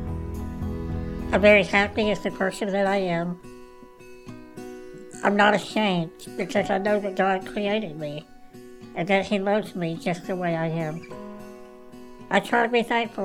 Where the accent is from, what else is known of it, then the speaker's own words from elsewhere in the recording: Dallas, Texas, United States; I grew up in Dallas, Texas, living with my parents and my three younger brothers.